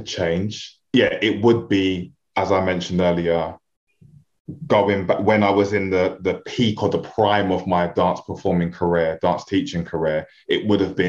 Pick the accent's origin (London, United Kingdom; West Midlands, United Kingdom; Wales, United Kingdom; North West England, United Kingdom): London, United Kingdom; If you couldn't hear it from the way I speak and my accent, I'm a real inner city kid, like super inner city